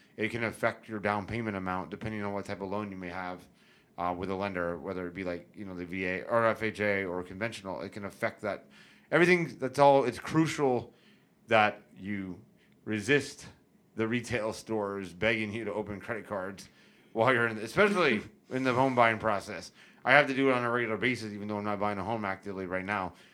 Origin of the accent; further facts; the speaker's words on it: St. Petersburg, Florida, United States; also born or lived in Tampa, Florida / Davis Islands, Tampa; I was born and raised in Tampa Bay. I grew up in Saint Pete primarily, but I was back and forth across the bay my whole life.